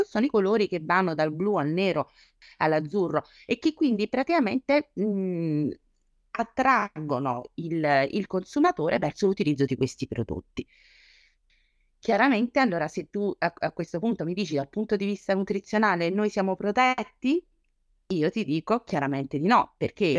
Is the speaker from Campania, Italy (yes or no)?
yes; Naples, Campania, Italy; da buona napoletana